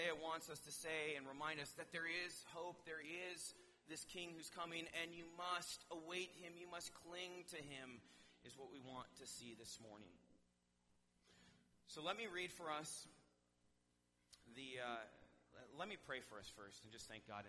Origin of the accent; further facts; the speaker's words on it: Wisconsin, United States; moved away; I'm from Wisconsin